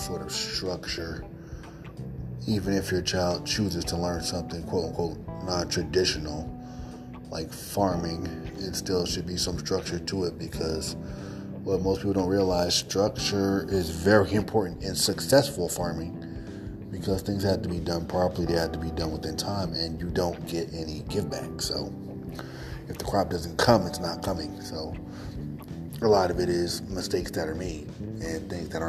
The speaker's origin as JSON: {"language": "English", "region": "East Coast", "country": "United States", "moved": "yes", "lives_now": "Chicago area, United States", "said": "I'm currently in the Midwest, although I'm originally from the East Coast."}